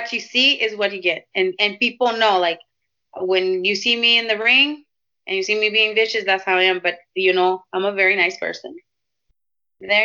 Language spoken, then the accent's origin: English; Tijuana, Baja California, Mexico; moved away; also born or lived in Pacifica, California; I was born and raised in Tijuana.